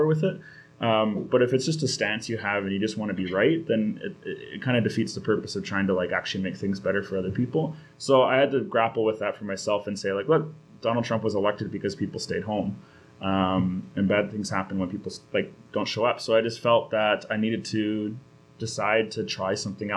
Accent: North Shore, British Columbia, Canada; now in Vancouver, Canada; I grew up on the North Shore, but live in Vancouver right now.

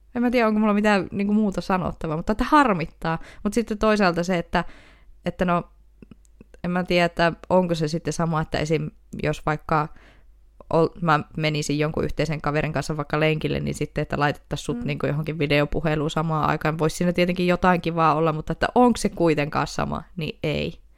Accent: Oulu, North Ostrobothnia, Finland; accent: Oulu dialect; Mä oon kyllä aina puhunut sille Oulua

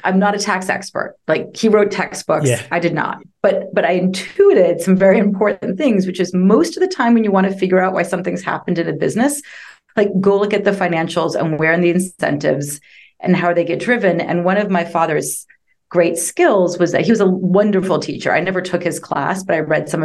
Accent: Boston, Massachusetts, United States; moved away as an adult; also born or lived in London, England; now in Austin, United States; I grew up outside of Boston in the suburbs.

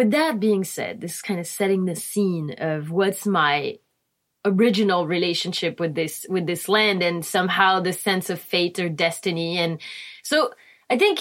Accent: Réunion; English is a second language; also born or lived in Cannes, France / France; now in California, United States; So I grew up in Reunion Island, which is a small island off the coast of Madagascar.

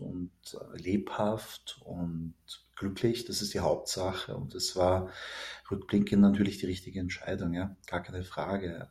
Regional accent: Vienna, Austria; ich bin in Wien geboren und aufgewachsen

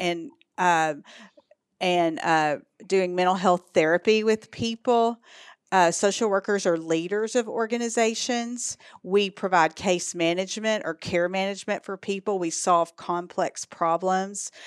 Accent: East Texas, United States; accent: Texas; moved away as an adult; also born or lived in Dallas, Texas; now in Arkansas, United States; Born and raised in East Texas, and I moved here from Dallas

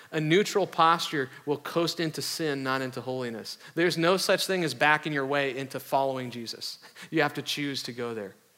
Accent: the North, United States; I grew up in the North

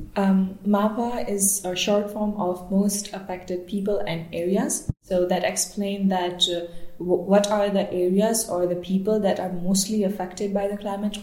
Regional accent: Balochistan, Pakistan; now in Germany; I'm originally from Balochistan

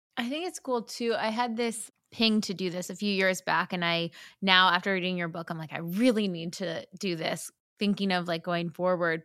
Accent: New Jersey, United States; I'm from Jersey as well

